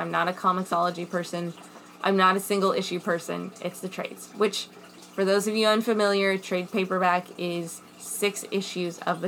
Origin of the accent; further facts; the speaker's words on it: Midwest, United States; I'm American